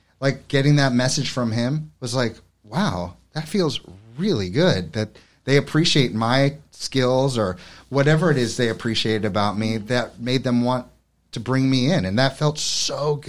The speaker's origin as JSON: {"language": "English", "town": "New York City", "region": "New York", "country": "United States", "moved": "yes", "lives_now": "Hammonton, United States", "said": "I come from New York City where the arts are everywhere"}